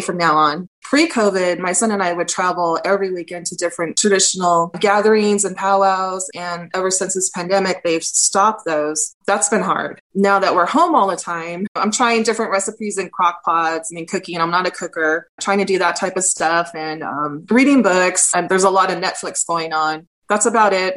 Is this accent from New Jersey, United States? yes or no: no; Iipay Nation of Santa Ysabel, San Diego County, California, United States; I'm from the Ipai Nation of San Isabel. My tribe is located in the mountains of San Diego